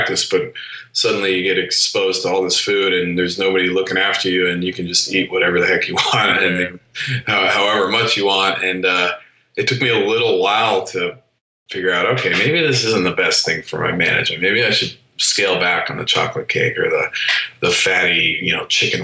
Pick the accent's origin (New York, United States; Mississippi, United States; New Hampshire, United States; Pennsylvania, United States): New Hampshire, United States; moved away as an adult; I grew up in New Hampshire. So this was a world away from home.